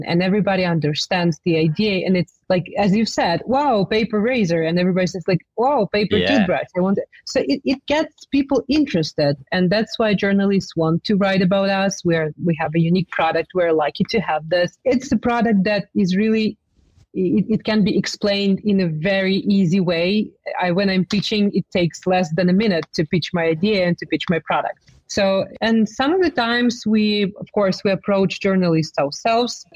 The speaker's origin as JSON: {"language": "English", "country": "Ukraine", "also_born_or_lived": "New York, United States", "said": "we've moved back to Ukraine because I was pregnant and I wanted to give birth in my home country"}